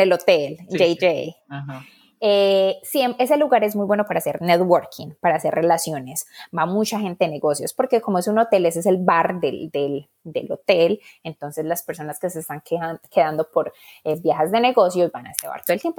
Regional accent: Colombia; moved away as an adult; now in United States; soy colombiana

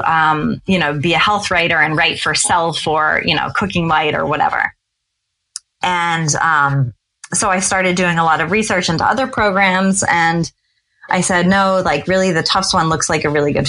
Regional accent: Cincinnati, Ohio, United States; moved away as an adult; also born or lived in Stamford, Connecticut / Norwalk, Connecticut / Boston, Massachusetts; We were there as a family from age 5 to age 18

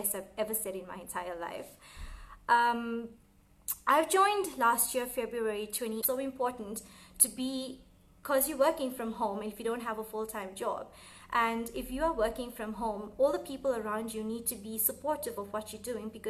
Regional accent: Gauteng, South Africa; I'm from Gauteng, South Africa

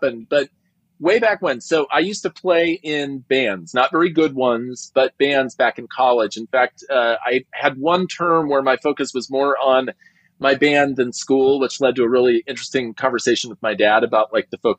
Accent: Long Beach, California, United States; I'm from Long Beach, California, and I grew up in a part of Long Beach that was very near to South Central Los Angeles

